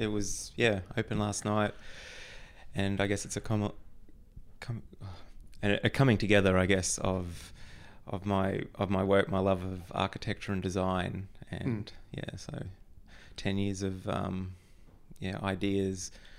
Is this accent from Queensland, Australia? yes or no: yes; Queensland, Australia; I grew up in North Queensland, in a little town on the Atherton Tablelands.